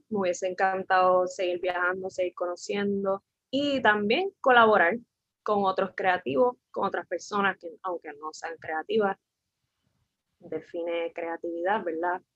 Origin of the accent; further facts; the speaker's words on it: San Juan, Puerto Rico; soy de San Juan